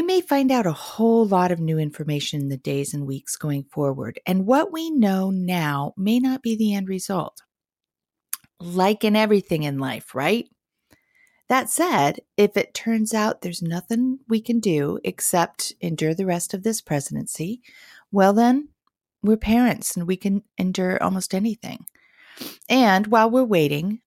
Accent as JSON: {"language": "English", "town": "Redondo Beach", "region": "California", "country": "United States", "tie": "born or raised there", "moved": "yes", "lives_now": "Portland, United States", "said": "I grew up in Southern California in Redondo Beach"}